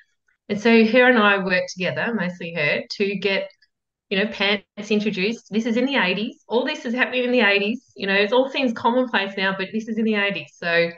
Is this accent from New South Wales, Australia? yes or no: no; Yarra Valley, Victoria, Australia; I grew up in the Yarra Valley, so regional Victoria